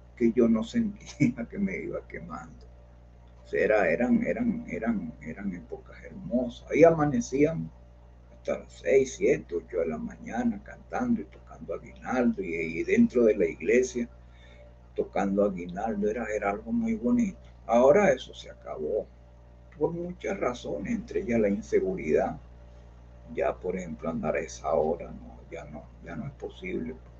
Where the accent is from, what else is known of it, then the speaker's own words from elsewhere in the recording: Carrizal, Miranda, Venezuela; moved away as an adult; also born or lived in Caracas, Venezuela; now in Colombia; yo nací en Caracas, pero vivíamos en un pueblo, vivíamos en un pueblo muy cerca de, de Caracas llamado Carrizal.